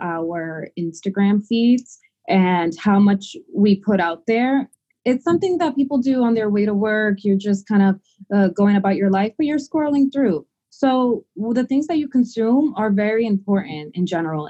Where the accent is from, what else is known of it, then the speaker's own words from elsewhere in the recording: Dominican Republic; now in United States; I am an immigrant, and we're from the Dominican Republic